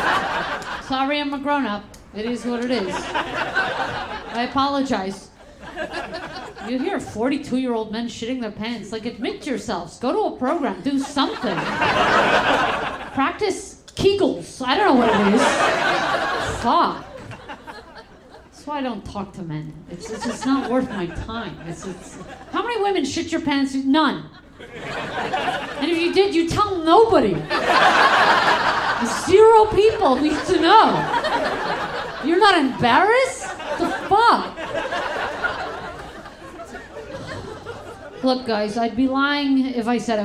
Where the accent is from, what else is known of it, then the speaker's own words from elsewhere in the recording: New York City, New York, United States; now in Los Angeles, United States; I'm originally from New York, originally from Crown Heights, Brooklyn, New York.